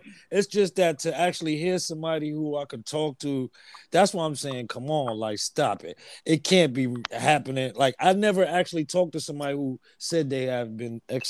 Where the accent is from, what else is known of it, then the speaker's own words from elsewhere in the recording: United States; me being American